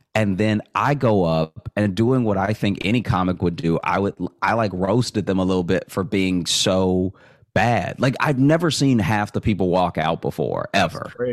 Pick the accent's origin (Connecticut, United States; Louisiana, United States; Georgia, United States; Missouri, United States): Louisiana, United States; Alexandria; moved away as an adult; also born or lived in Shreveport, Louisiana / Chicago; now in New York, United States; I grew up in in Alexandria